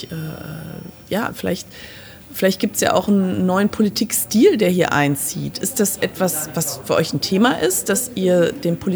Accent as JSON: {"language": "German", "town": "Aachen", "region": "North Rhine-Westphalia", "country": "Germany", "said": "Ich komme aus Aachen und ich kenne Armin"}